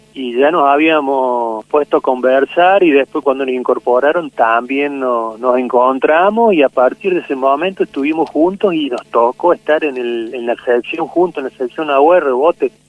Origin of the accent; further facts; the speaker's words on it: Villa María, Córdoba, Argentina; yo soy de Villa María, Córdoba